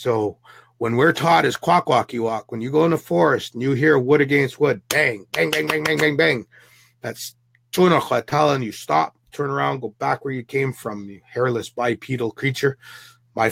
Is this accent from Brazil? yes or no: no; Canada; Indian reserves, Indian reserves. I grew up on them.